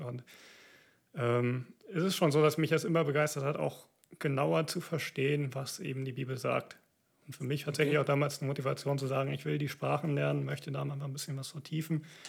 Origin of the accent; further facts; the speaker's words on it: Siegerland, North Rhine-Westphalia, Germany; now in Cologne, Germany; Ich komme aus dem Siegerland, so der südöstlichste Zipfel Nordrhein-Westfalens